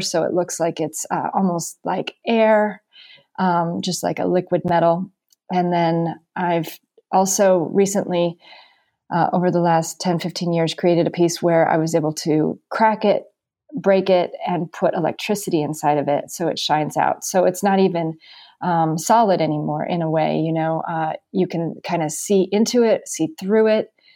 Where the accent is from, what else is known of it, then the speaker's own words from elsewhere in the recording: Carmel, California, United States; moved away as an adult; also born or lived in New York City; now in Greenwich, Connecticut, United States; my hometown of Carmel